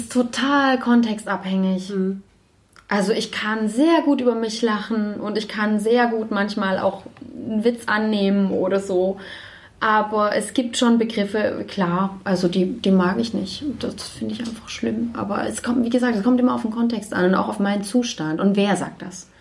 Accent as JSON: {"language": "German", "region": "Baden-Württemberg", "country": "Germany", "tie": "born or raised there", "moved": "yes", "lives_now": "Leipzig, Germany", "said": "Dort, wo ich aber aufgewachsen bin, äh, in, in Baden-Württemberg"}